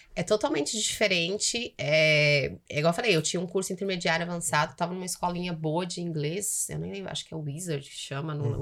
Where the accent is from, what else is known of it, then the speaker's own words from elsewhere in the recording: São Paulo, Brazil; moved away as an adult; now in Toronto, Canada; Meu pai é de São Paulo mesmo, cresci, criada em São Paulo, capital